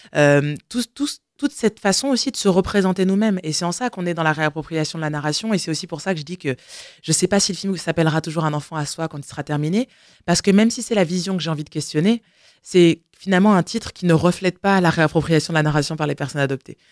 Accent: France; je suis née en France

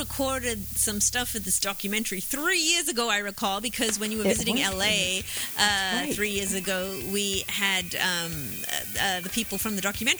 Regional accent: Australia; Were you asking me that as an Australian, like in case I said Yahoo?

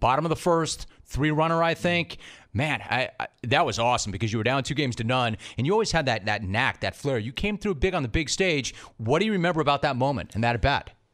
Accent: Los Angeles, California, United States; growing up in Los Angeles and in the San Fernando Valley in the sixties and seventies the way I did

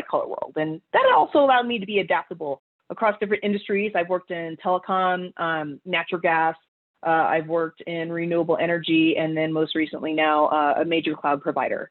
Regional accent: Colorado Springs, Colorado, United States; the University of Colorado, Colorado Springs, which is in my hometown

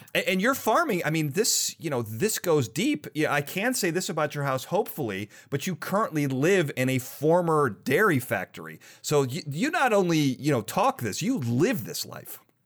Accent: Chicago, Illinois, United States; I'm from Chicago

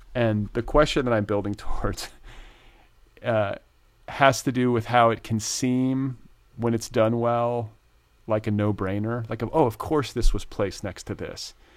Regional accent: United States; moved away as an adult; also born or lived in Indiana / Wisconsin; now in Los Angeles, United States; I grew up in Indiana and Wisconsin

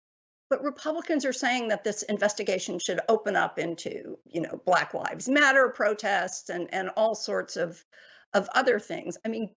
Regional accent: San Antonio, Texas, United States; my hometown, San Antonio

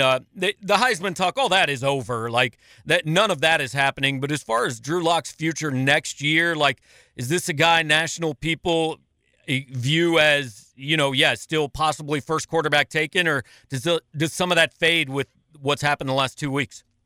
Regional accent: Big Eight country, United States; growing up in Big Eight country

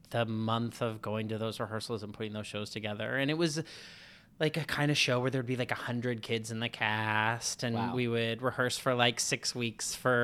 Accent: Seattle, Washington, United States; Seattle. Outside Seattle.

